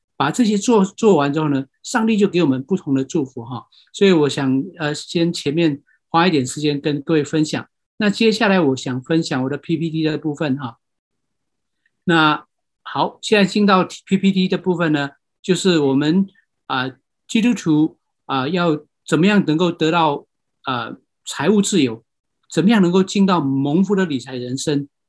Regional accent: Myanmar; moved away; 我是出生在这个地方，啊。可能有人知道，这个地方就是缅甸

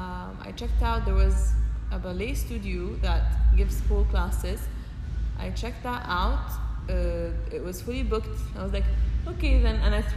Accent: Egypt; From Egypt.

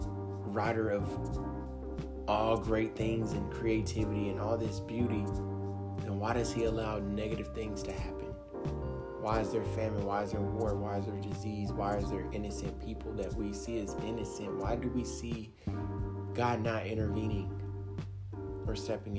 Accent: United States; I'm African American

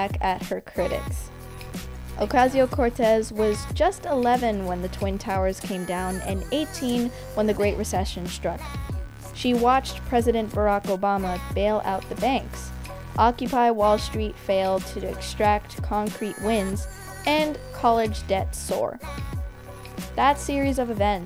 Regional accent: Canada; I'm Canadian

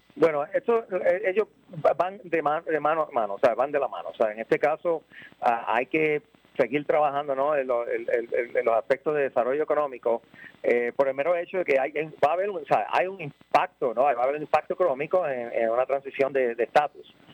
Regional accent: Yauco, Puerto Rico; also born or lived in Ponce; soy nacido en Ponce, eh, pero criado en Yauco y todavía vivo en Yauco.

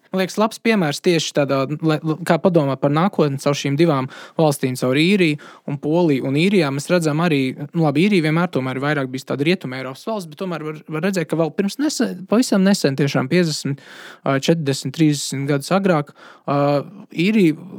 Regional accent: Latvia; es esmu latvietis

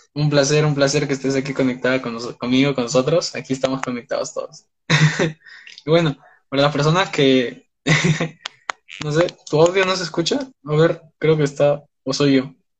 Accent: Peru; tengo 19 años, soy de Perú

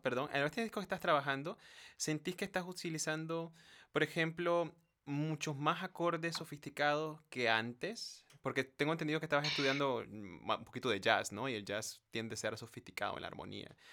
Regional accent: Nicaragua; soy de Nicaragua

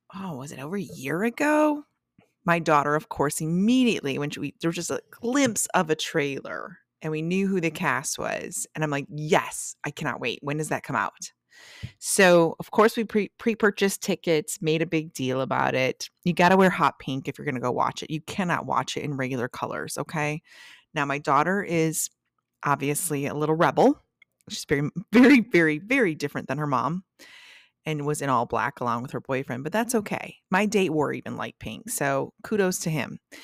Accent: Traverse City, Michigan, United States; moved away from my hometown of Traverse City

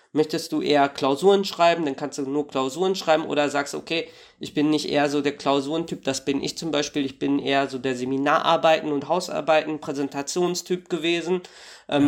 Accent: Warstein, North Rhine-Westphalia, Germany; now in Dortmund, Germany; ich äh, komme also ursprünglich aus Warstein

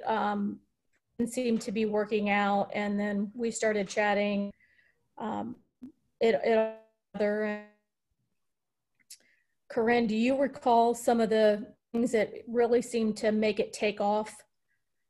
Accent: Norfolk, Virginia, United States; moved away as an adult; my hometown community here in Norfolk

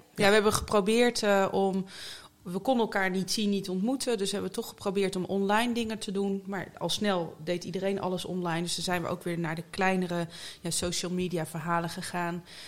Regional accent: Zeeland, Netherlands; moved away as an adult; also born or lived in Utrecht / North Brabant; now in The Hague, Netherlands; ik ben in Utrecht geboren en toen via Brabant naar Zeeland verhuisd. En daar ben ik eigenlijk opgegroeid

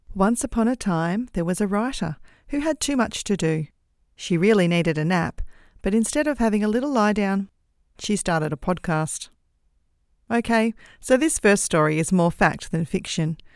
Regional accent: Australia; accent: Australian; I'm an Australian, in case you hadn't guessed from my accent

